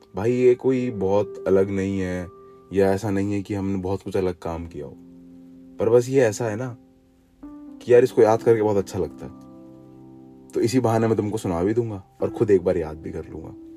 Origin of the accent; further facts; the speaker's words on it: Jaipur, Rajasthan, India; मैं यहाँ जयपुर से हूँ